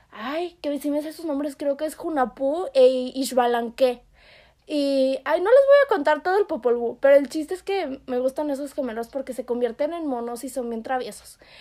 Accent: Yucatán, Mexico; yo soy yucateca.

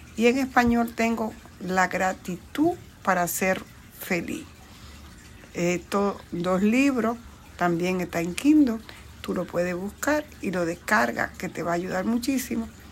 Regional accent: Bonao, Monseñor Nouel, Dominican Republic; now in New York, United States; yo nací, crecí en el campo en la República Dominicana, en una provincia llamada Bonao

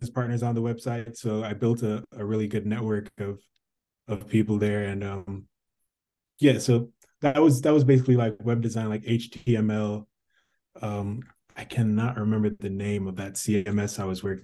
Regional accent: Jamaica; moved away; I'm from Jamaica

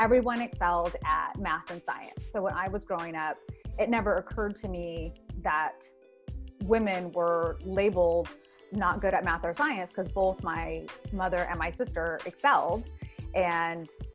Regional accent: South Bay, Northern California, United States; also born or lived in Santa Cruz, California / the Valley, California; I was born and raised in Northern California. I was born in Santa Cruz, raised in the South Bay, eventually moved out to the Valley.

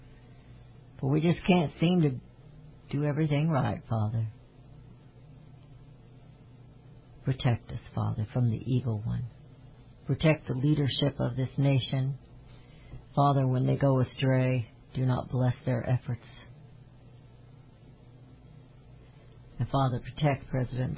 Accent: Kansas City, United States; I was born in Kansas City, and I am a Kansas City Chiefs fan

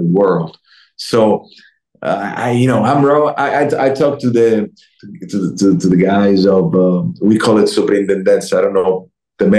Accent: Italy; also born or lived in Rome; I'm from Italy

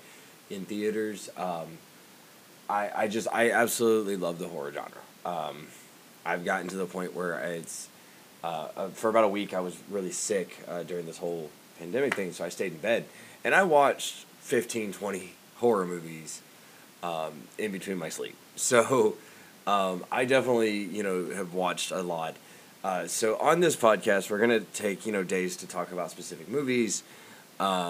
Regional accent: Georgia, United States; now in Iowa, United States; I live in Iowa. I'm from Georgia originally.

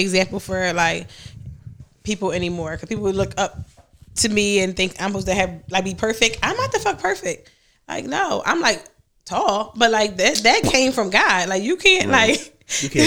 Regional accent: Philadelphia, Pennsylvania, United States; I'm from North Philly

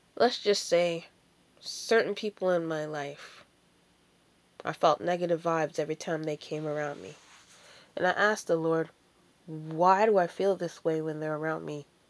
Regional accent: Ontario, Canada; also born or lived in Washington, D.C. / Jamaica; as a Christian girl growing up in Ontario

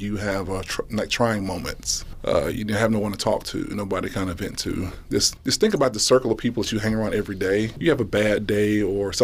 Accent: Mississippi, United States; moved away as an adult; now in Nebraska, United States; growing up in Mississippi was great

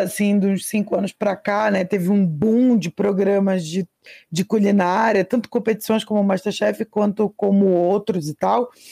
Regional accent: Pará, Brazil; meu país, Pará, minha nação, Amazônia

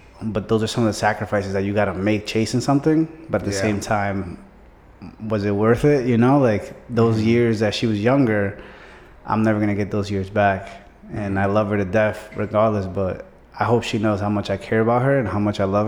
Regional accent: New York City, New York, United States; moved away; I'm originally from Brooklyn, New York

